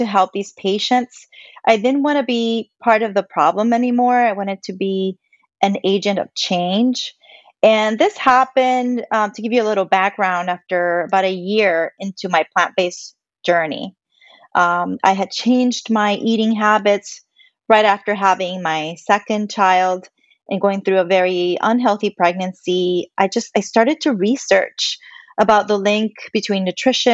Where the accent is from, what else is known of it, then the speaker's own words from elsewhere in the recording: Puerto Rico; I am Puerto Rican. You know, I grew up in Puerto Rico